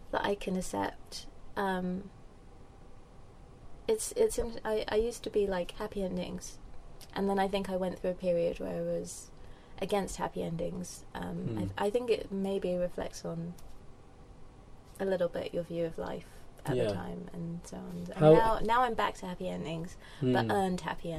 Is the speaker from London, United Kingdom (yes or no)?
yes; London, United Kingdom; moved away as an adult; also born or lived in Cambridge / Europe; I grew up in Lewisham, Lewisham Borough, Deptford